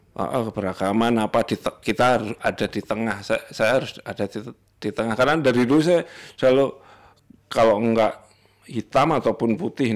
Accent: Java, Indonesia; gue orang Jawa

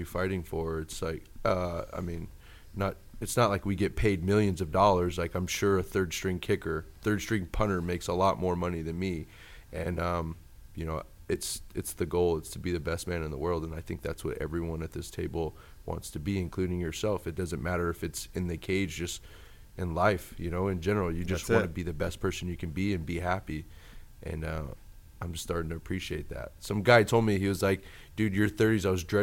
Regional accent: Sacramento, California, United States; I grew up in Sacramento. Sacramento's my hometown

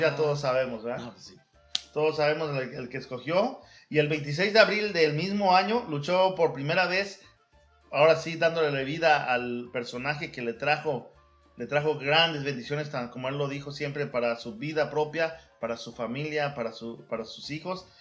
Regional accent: Veracruz, Mexico; moved away; also born or lived in Mexico City; me criaron en Veracruz, pero oh. nací ahí en el DF y viví unos tiempos ahí en la colonia, colonia, Guerrero

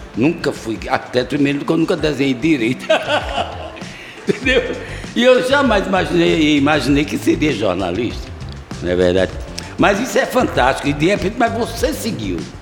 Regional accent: Recife, Pernambuco, Brazil; Eu sou de lá

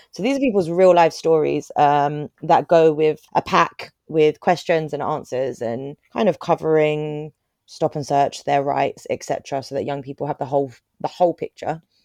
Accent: Croydon, London, United Kingdom; I grew up in Croydon

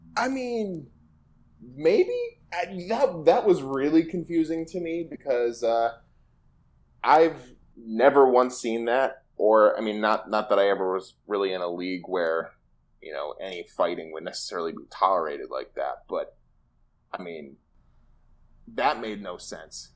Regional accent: Michigan, United States; you and I both, both grew up in, like, the Rust Belt

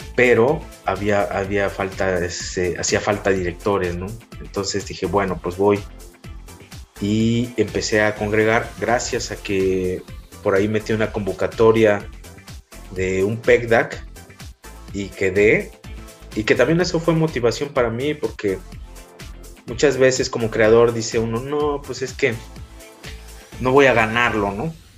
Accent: Taxco, Guerrero, Mexico; moved away as an adult; el hecho de ser foráneo, bueno, de guerrero, ¿no? Te imaginas, no, pues este guerrerense

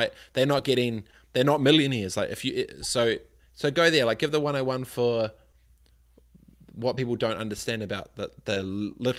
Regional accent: Christchurch, Canterbury, New Zealand; I'm from Aranui Christchurch

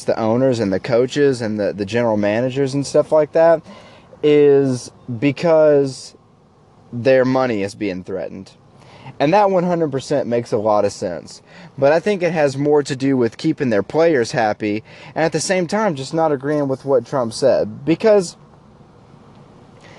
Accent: United States; as an American people

